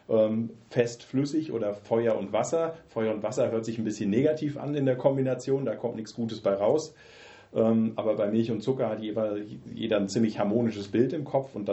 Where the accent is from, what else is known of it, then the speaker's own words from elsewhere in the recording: Osnabrück, Lower Saxony, Germany; now in Gießen, Germany; ich komme ursprünglich aus Osnabrück, das ist so Südniedersachsen, geografische Einordnung, bin 93 äh, aufgrund Studiums äh, nach Gießen gekommen, habe Physik studiert hier in Gießen